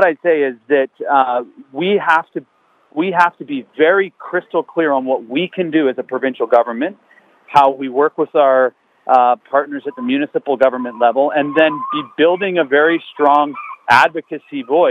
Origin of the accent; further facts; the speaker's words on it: Saanich Nation, southern Vancouver Island, British Columbia, Canada; My community, I'm from Nation in the Saanich Nation here in southern Vancouver Island